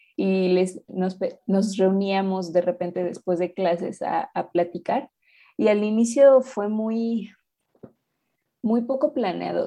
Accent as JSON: {"language": "Spanish", "region": "Mexico City", "country": "Mexico", "said": "soy de México, de la Ciudad de México."}